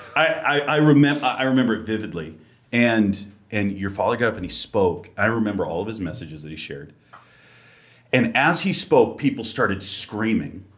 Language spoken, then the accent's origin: English; Massachusetts, United States; moved away; I'm originally from Massachusetts